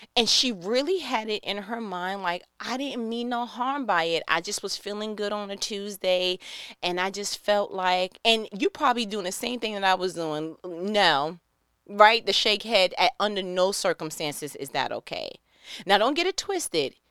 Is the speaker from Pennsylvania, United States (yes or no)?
no; New York, United States; moved away as an adult; I am from New York